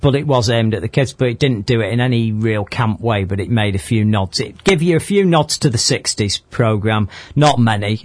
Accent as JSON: {"language": "English", "town": "Manchester", "region": "North West England", "country": "United Kingdom", "said": "we're from Manchester."}